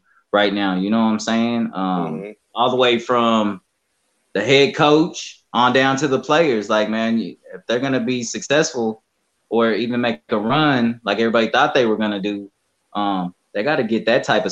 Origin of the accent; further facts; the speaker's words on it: San Diego, California, United States; I grew up in East San Diego